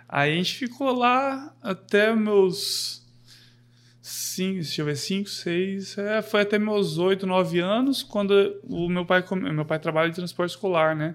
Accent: Londrina, Paraná, Brazil; sou, sou daqui de Londrina mesmo, tenho meus 30 anos já

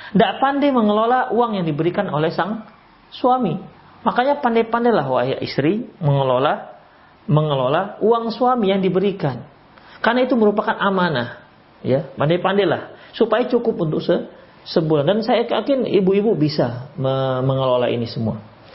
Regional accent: Medan, North Sumatra, Indonesia; kami orang Medan

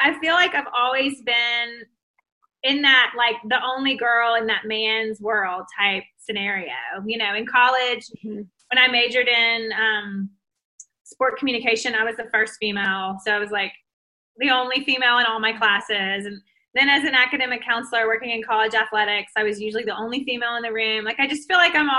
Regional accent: Mississippi, United States; I'm from Mississippi. So I lived in Mississippi my whole life

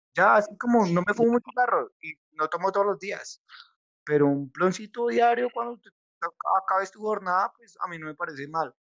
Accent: Colombia; somos de Colombia

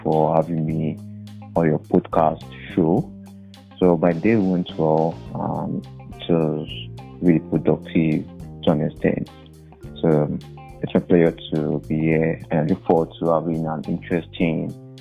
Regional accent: Nigeria; I pride in being Nigerian.

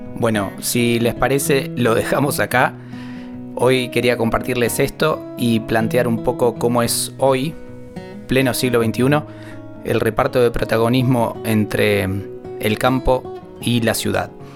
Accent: Argentina; de cómo hablamos y cómo usamos el español en esta región de Argentina

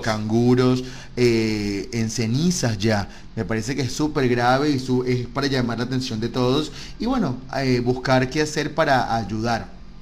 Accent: Caracas, Capital District, Venezuela; moved away; yo soy caraqueño

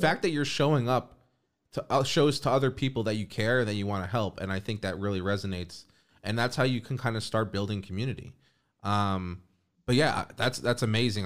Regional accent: New York, United States; growing up in New York and having access to go to the beach

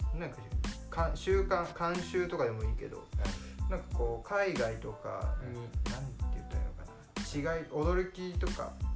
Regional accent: Shizuoka, Japan; 僕も静岡出身

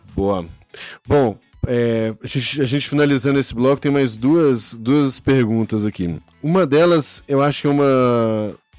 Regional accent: Brazil

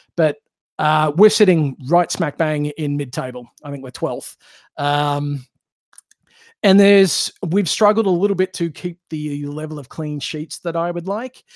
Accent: Australia; born or raised there; moved away

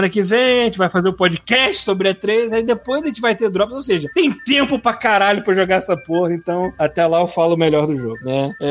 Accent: Rio de Janeiro, Brazil; Também sou carioca e morava no Largo do Machado.

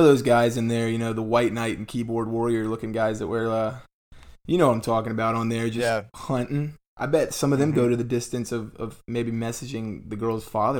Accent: the South, United States; We're kind of from the South, so a lot of us have dabbled in the dip.

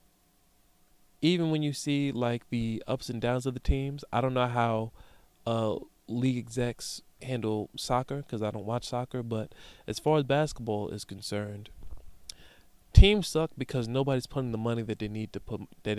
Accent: United States; being an American

